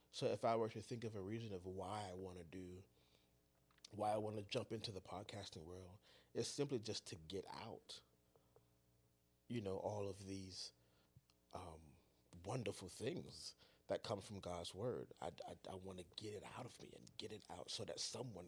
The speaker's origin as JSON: {"language": "English", "town": "Miami", "region": "Florida", "country": "United States", "tie": "born or raised there", "also_born_or_lived": "Palatka, Florida", "said": "I am a native Floridian. I've been in Florida my whole life. I'm from Liberty City, Miami, Florida."}